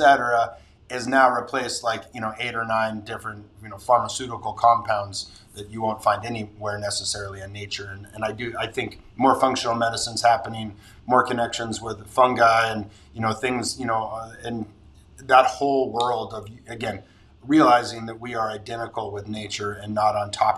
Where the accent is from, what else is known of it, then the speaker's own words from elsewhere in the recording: Santa Barbara, California, United States; Santa Barbara's my hometown